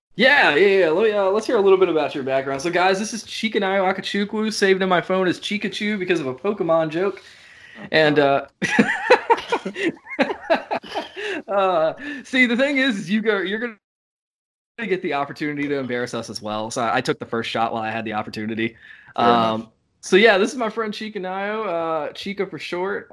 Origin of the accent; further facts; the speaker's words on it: Raleigh, North Carolina, United States; I'm from Raleigh, North Carolina, born and raised in the area